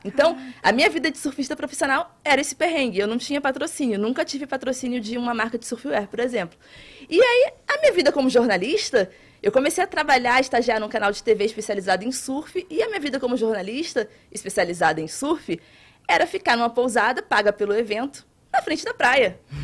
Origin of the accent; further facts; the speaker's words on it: Itacaré, Bahia, Brazil; also born or lived in Rio de Janeiro; Eu sou do Rio de Janeiro, mas eu cresci em Itacaré, cidade no litoral sul da Bahia